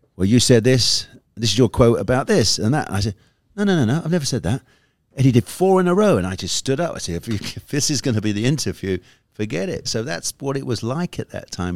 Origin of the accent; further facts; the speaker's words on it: United Kingdom; I'm a Brit